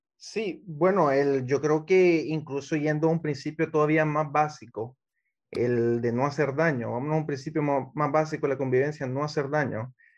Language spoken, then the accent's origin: Spanish; Honduras; Yo como ciudadano hondureño